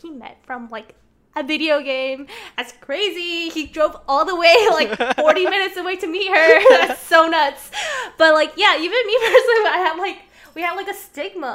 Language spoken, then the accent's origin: English; China; moved away; I have spent a lot of my years growing up in China